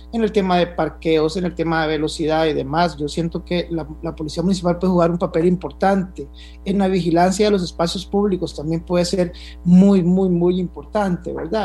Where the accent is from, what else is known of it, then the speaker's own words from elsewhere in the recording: Costa Rica; como buen tico